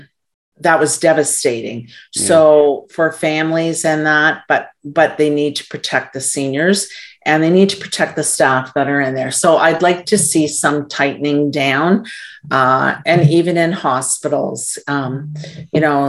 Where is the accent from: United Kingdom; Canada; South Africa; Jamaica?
Canada; as a Canadian